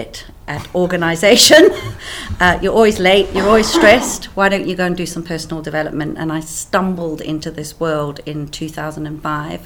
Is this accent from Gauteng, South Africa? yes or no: no; Cape Town, Western Cape, South Africa; accent: South African; moved away as an adult; also born or lived in Swaziland; now in United Kingdom; My accent comes from South Africa. I grew up in South Africa